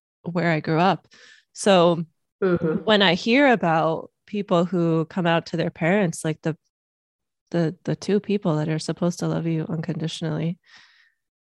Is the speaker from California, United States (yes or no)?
yes; Los Angeles, California, United States; also born or lived in Miami, Florida; I grew up in Los Angeles, so it's very liberal here